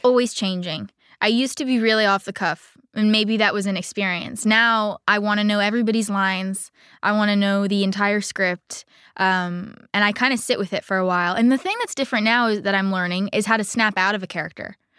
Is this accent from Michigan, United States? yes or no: no; Coral Gables, Florida, United States; I grew up in Coral Gables, Miami, Florida on a golf course